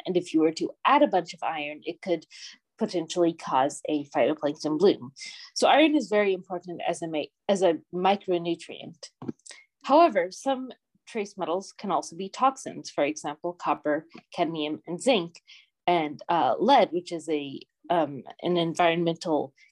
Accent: Puget Sound, Washington, United States; moved away as an adult; also born or lived in Florida / Northern Germany; now in Germany; I'm originally from Washington State in the US, so the Pacific Northwest, and I grew up around the Puget Sound

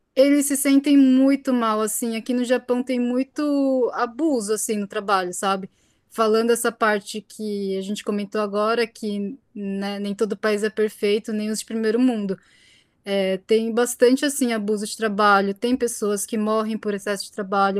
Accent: Brazil; now in Japan; no meu caso eu sou brasileira, mas eu pareço japonesa

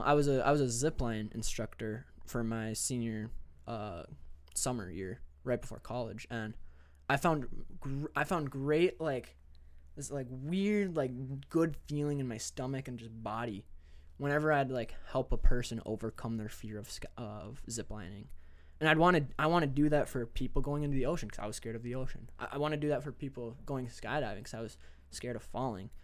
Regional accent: Minnesota, United States; moved away as an adult; now in North Dakota, United States; I'm from Minnesota

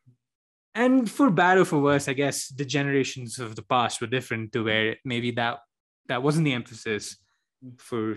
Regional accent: India; moved away as an adult; now in United States; I'm an immigrant from India or a non-immigrant on a student visa from India

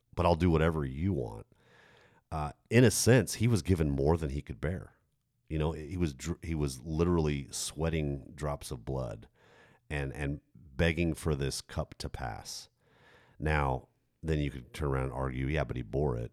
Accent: United States; I'm, I'm American.

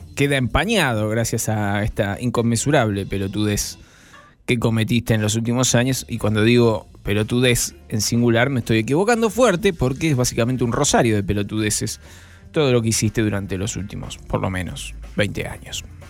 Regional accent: Zona Sur, Buenos Aires Province, Argentina; los que somos de Zona

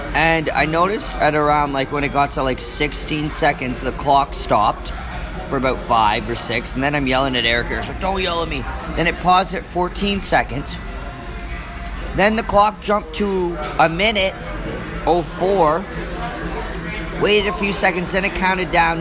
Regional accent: Canada; we're Canadian, you know, and I'm, we're in the deep north.

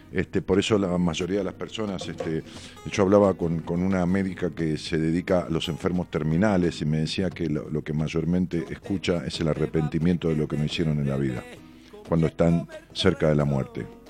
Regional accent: Ramos Mejía, Buenos Aires Province, Argentina; Era un chalecito de esquina muy bonito, allá en Ramos Mejía, en la calle Cisneros. Eh, ahí nos mudamos cuando yo tenía 11 años. Venimos de, una casa alquilada, donde yo nací

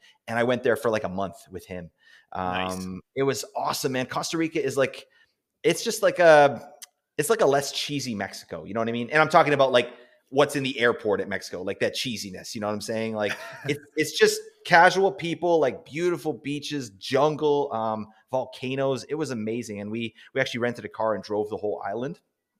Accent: Canada; I'm Canadian

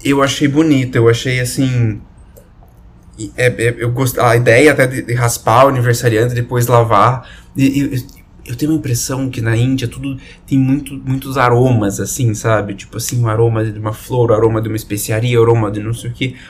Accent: Brazil

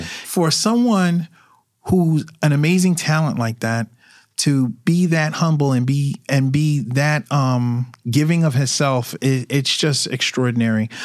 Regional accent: New York City, New York, United States; I grew up in Brooklyn.

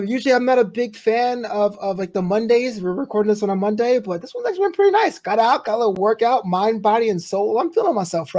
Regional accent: New York City, New York, United States; New Amsterdam is named after my hometown in New York City.

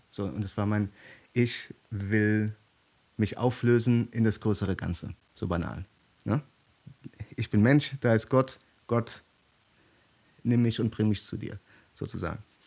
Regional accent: Germany; hier bei uns in Deutschland

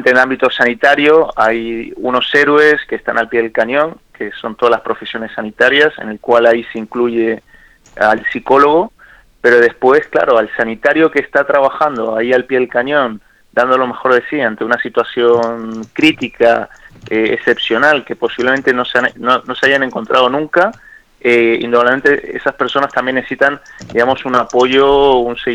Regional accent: Argentina; te hago corta la conversación como soy argentino

